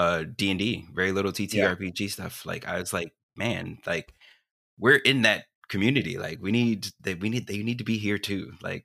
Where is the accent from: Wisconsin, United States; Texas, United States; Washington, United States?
Texas, United States; Mostly Dallas suburbs.